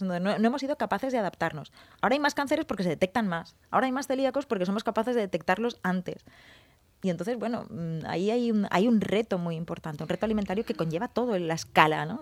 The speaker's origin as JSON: {"language": "Spanish", "region": "Valencian Community", "country": "Spain", "said": "somos valencianos"}